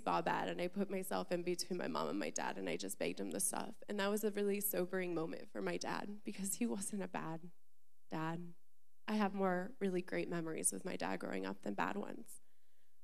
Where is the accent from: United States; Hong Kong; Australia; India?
United States; Orlando, Florida; I was born and raised in Florida, Central Florida, Orlando